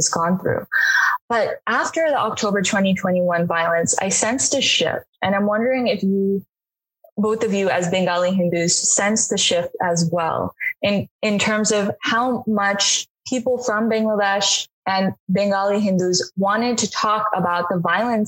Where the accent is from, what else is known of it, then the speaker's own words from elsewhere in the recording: United States; as an American